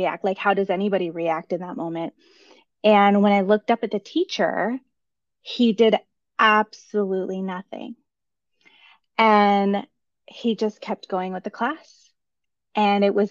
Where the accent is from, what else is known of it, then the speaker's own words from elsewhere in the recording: United States; I am the daughter of immigrants. I grew up in the United States